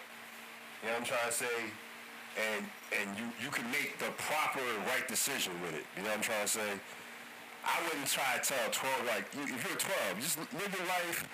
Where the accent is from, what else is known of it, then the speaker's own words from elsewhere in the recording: United States; I'm American. I mean, there's this, that has family from Jamaica